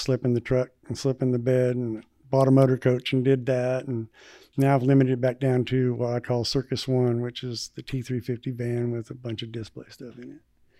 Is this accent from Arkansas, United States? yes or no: yes; Arkansas, United States; Arkansas. Northwest Arkansas.